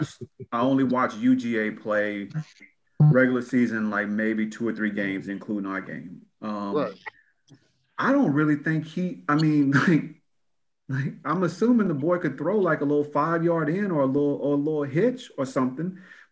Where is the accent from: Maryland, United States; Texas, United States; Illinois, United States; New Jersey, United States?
Texas, United States; moved away as an adult; also born or lived in Florida; I'm originally from Texas.